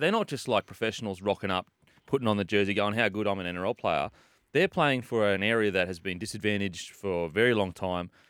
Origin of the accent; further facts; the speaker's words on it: Gold Coast, Queensland, Australia; I'm from the Gold Coast